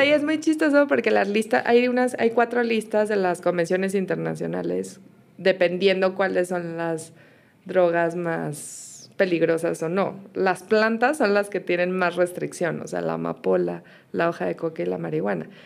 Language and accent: Spanish; Mexico; now in Colombia; Yo todavía soy mexicana